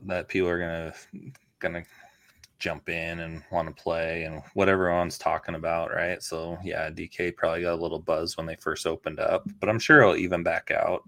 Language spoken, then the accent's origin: English; Canada; also born or lived in Toronto; now in United States; I grew up in Canada